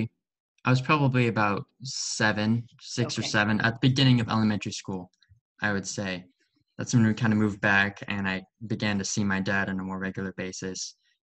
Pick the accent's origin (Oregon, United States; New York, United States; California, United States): Oregon, United States; also born or lived in Beaverton, Oregon / Tillamook, Oregon / Portland, Oregon; I'm a freshman at George Fox University. I was born in Beaverton, lived in Oregon my whole life. So this is definitely my home.